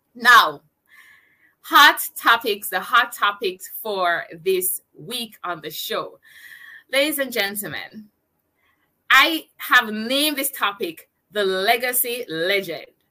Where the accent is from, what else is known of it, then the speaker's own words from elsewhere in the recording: Jamaica; I'm a digital entrepreneur and I am from Jamaica